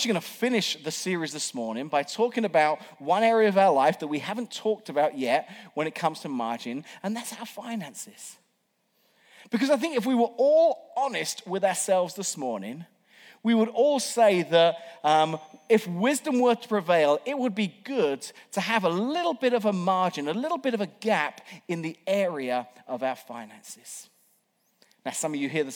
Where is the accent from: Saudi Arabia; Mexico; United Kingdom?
United Kingdom; England; moved away as an adult; now in United States; an Englishman who was here working on a temporary visa